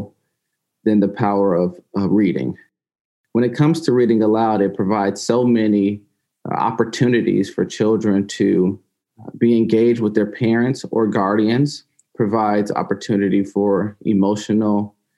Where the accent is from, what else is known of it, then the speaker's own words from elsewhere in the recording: Valdosta, Georgia, United States; As a child growing up in Valdosta, Georgia